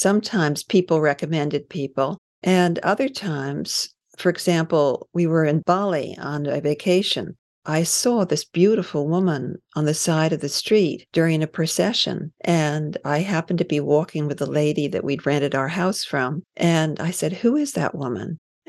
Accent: New York, United States; I grew up in New York, and I went to school in New York. I went away to boarding school and then college.

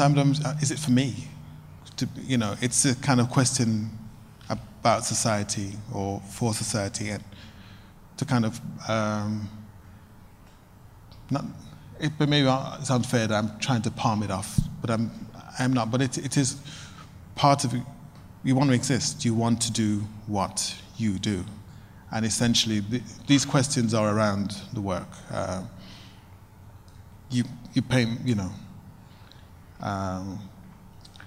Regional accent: United Kingdom; I'm black, I'm from Britain

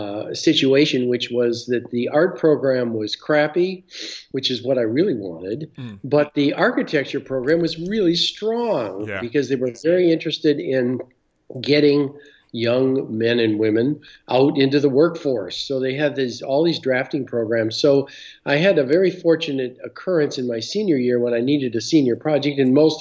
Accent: Michigan, United States; I'm from Michigan, yeah.

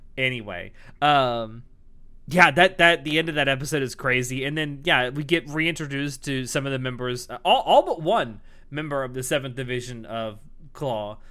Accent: Florida, United States; I'm not from the deep South. I'm from Florida

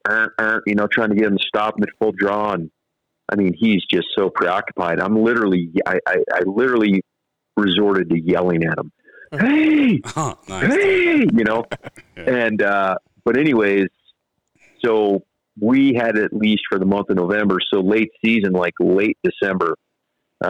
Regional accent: Ohio, United States; moved away; I grew up in Ohio

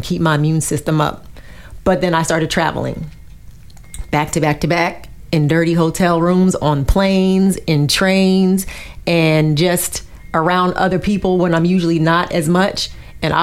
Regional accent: the North, United States; my grandparents were in, the South, and I was raised in the North

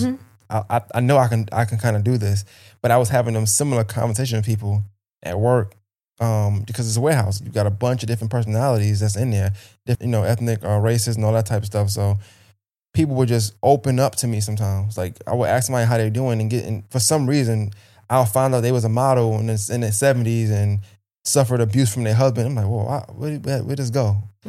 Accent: Brooklyn, New York, United States; now in Augusta, United States; Well, I was born in Brooklyn, New York, raised Brooklyn, New York as well. Bushwick, part of Brooklyn, just to be exact.

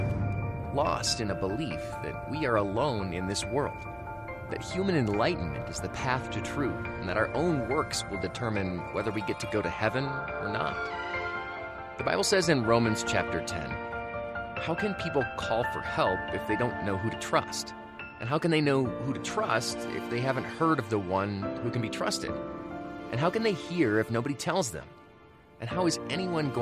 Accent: United States

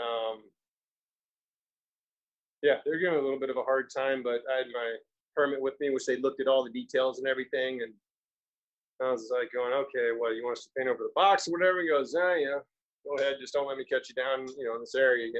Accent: Florida, United States; moved away as an adult; now in Los Angeles, United States; I'm from Florida

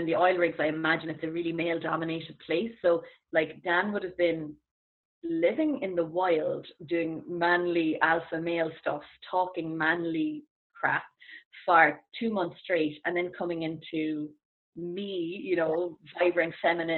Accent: Ireland; as Irish people

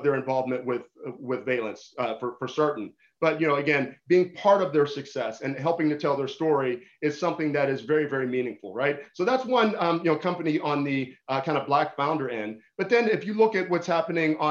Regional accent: Pittsburgh, Pennsylvania, United States; I'm still the same kid I was growing up in Pittsburgh

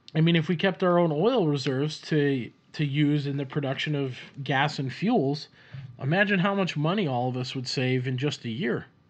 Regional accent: Minneapolis, Minnesota, United States; accent: Minnesota; I was born in Minnesota. And you could probably hear the accent with me just saying Minnesota. And I grew up around the Twin Cities for a time. Uh, majority of my life was spent in the suburbs of the Twin Cities

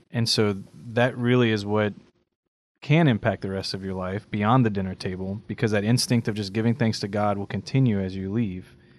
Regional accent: Cajun, Louisiana, United States; I'm a Cajun

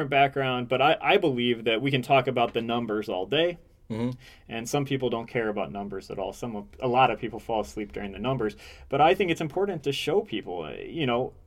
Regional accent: Indiana, United States; now in Michigan, United States; I'm from Indiana originally.

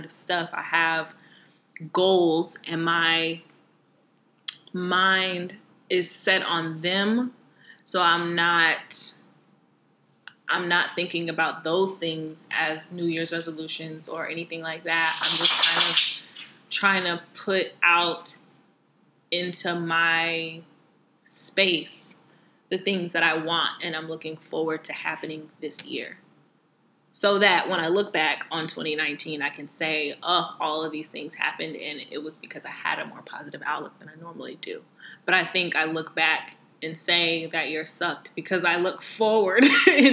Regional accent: Southern US, United States; accent: heavy Southern; my heavy Southern accent

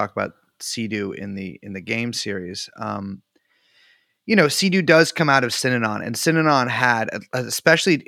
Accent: California, United States; I'm from California

